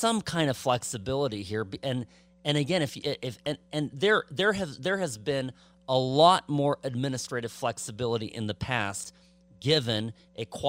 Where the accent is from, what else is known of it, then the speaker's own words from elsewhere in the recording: California, United States; moved away as an adult; now in Nevada, United States; my home state too